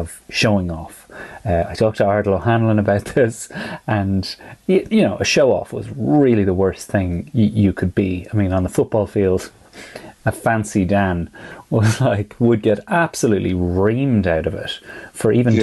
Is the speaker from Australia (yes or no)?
no; Ireland; many of us as Irish people